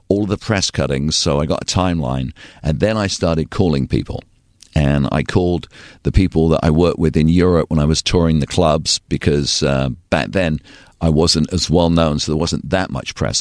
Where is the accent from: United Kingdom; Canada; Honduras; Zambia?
United Kingdom; Torquay, South West England; moved away; also born or lived in Bristol / Southern California; I was so blessed to grow up there